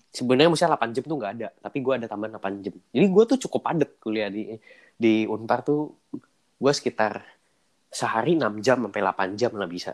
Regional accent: Jakarta, Indonesia; moved away as an adult; now in Bandung, Indonesia; gua kan orang Jakarta

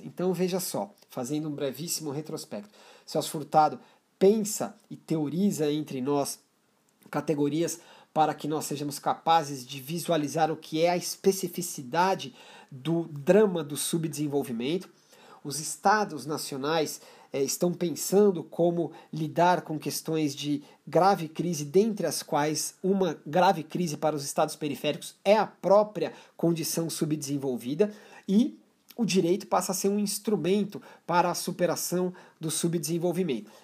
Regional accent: Brazil; como brasileiros

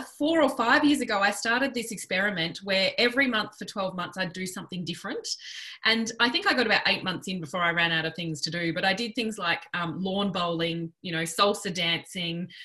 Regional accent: Western Australia, Australia; now in Melbourne, Australia; I relocated from Western Australia over to Melbourne in about I think it was 2002

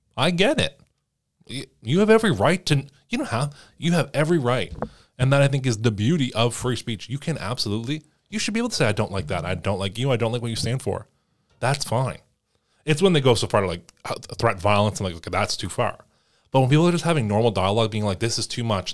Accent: Canada; As a Canadian

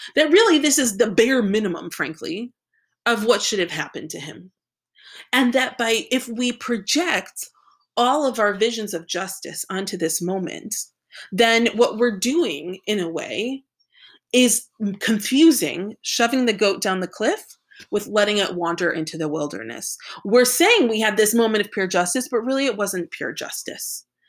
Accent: United States

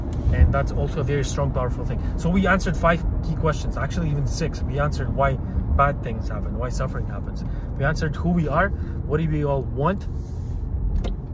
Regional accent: Kazakhstan; I was born in Kazakhstan

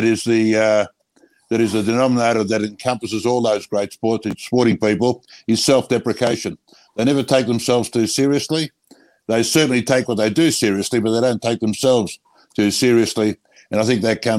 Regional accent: Australia; why we're so proud of being Australian

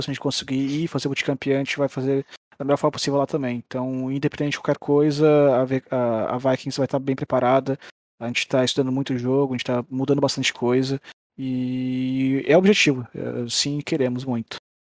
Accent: Brazil; falando como brasileiro

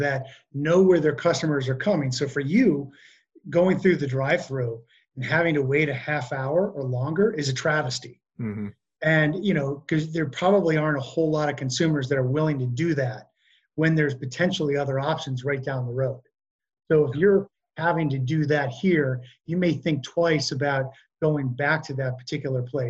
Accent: United States; us as American consumers

